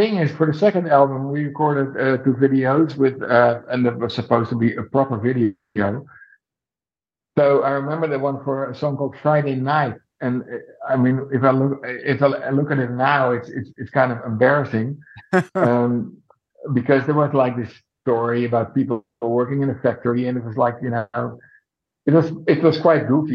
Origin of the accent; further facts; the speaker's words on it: Netherlands; my hometown in Holland